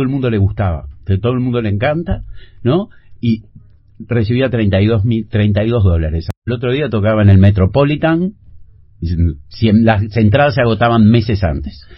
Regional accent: Uruguay

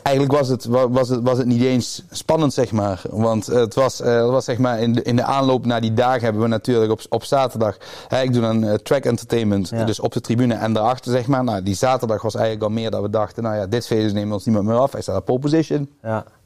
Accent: Roermond, Limburg, Netherlands; ik kom uit Roermond

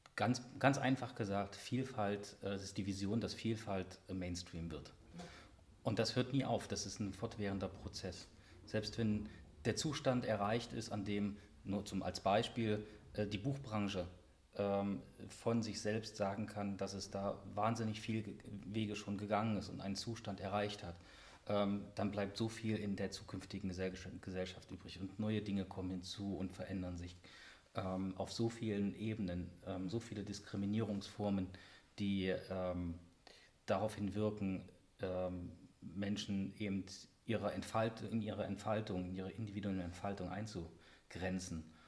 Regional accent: Halle, Saxony-Anhalt, Germany; moved away; also born or lived in West Germany; in die Heimat gekommen bin nach Halle

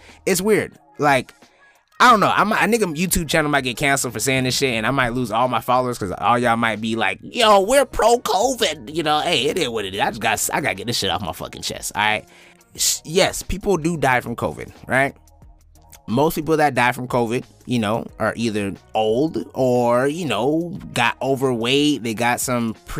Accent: United States

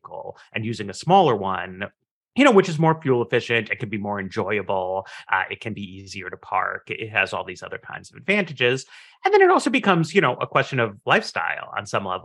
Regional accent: New York City, New York, United States; moved away; I grew up in Manhattan

